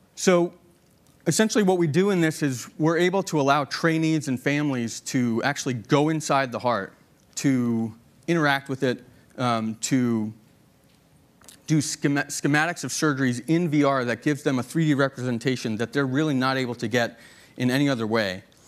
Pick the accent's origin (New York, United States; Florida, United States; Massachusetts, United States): Massachusetts, United States; Boston; moved away; the Boston Globe, which we were pretty proud of. It's my hometown newspaper